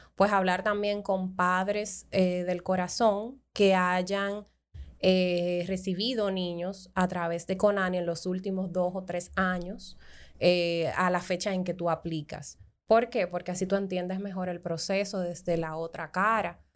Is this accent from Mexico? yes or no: no; Dominican Republic; como dominicanos